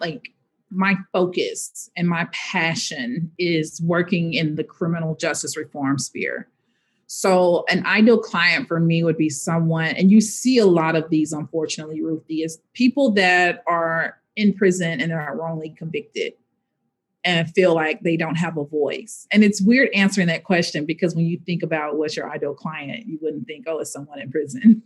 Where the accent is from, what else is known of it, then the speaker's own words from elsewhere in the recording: Little Rock, Arkansas, United States; moved away; also born or lived in Hensley, Arkansas / North Carolina; my hometown, in my home state